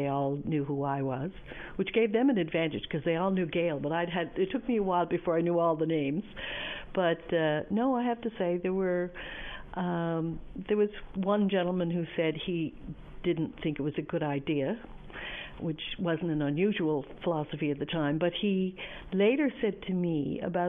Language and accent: English; St. John's, Newfoundland and Labrador, Canada; I was born in the East End of St. John's, or born in St. John's, and grew up in the East End